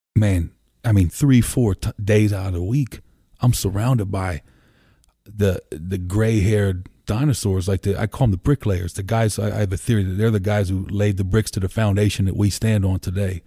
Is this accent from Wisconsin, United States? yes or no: no; Columbia, Pennsylvania, United States; also born or lived in Lancaster, Pennsylvania; I grew up in Columbia. You know, I bounced between Columbia and the city my whole life